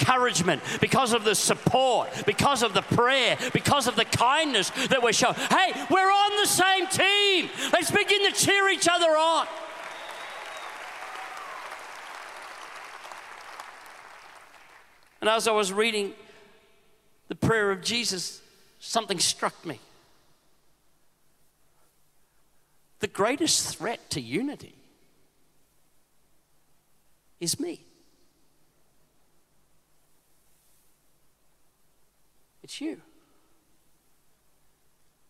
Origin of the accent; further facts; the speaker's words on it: Queensland, Australia; I'm a Queenslander